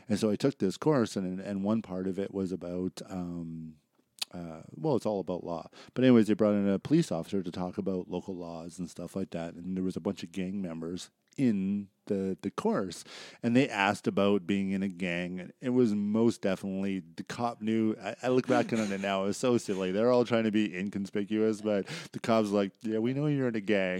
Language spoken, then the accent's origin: English; Surrey, British Columbia, Canada; growing up in Surreal, my high school friends and that are there